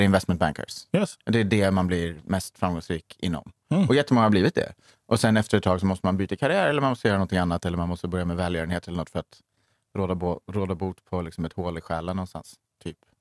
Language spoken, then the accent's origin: Swedish; Skövde, Västra Götaland, Sweden; moved away as an adult; now in Stockholm, Sweden; jag är uppvuxen i Skövde.